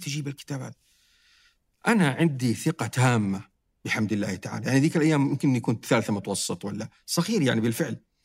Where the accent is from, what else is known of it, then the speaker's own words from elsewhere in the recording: Saudi Arabia; عندنا في السعودية